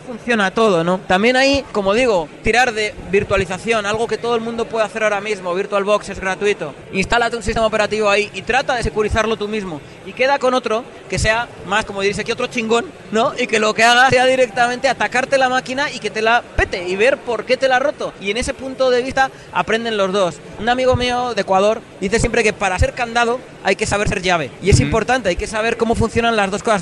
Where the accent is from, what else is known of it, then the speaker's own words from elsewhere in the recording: Logroño, La Rioja, Spain; now in Madrid, Spain; vivo en Madrid, pero soy de una, del norte de España, una ciudad pequeña que se llama Logroño